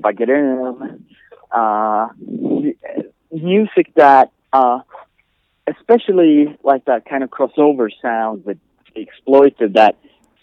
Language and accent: English; the very north of Sweden, northern Sweden, Sweden; now in El Paso, United States; I was born 40 years ago. I'm old. in the very north of Sweden, you would have to go by car, like 10 hours north of Stockholm, perhaps.